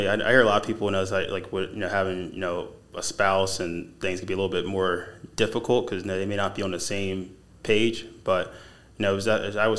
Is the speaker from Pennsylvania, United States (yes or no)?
yes; Philadelphia, Pennsylvania, United States; moved away